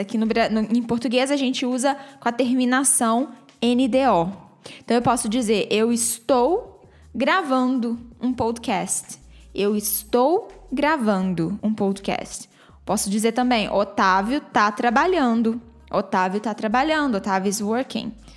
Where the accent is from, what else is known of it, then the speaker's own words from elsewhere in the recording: Brazil; accent: Brazilian; eu tenho um sotaque brasileiro que está preso à minha, à, à minha fala em inglês